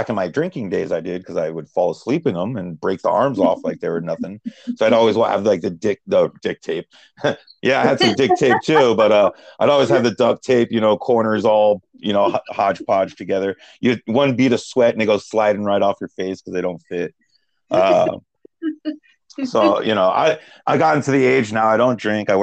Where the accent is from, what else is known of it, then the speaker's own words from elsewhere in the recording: United States; I grew up and lived in Baltimore, New Jersey.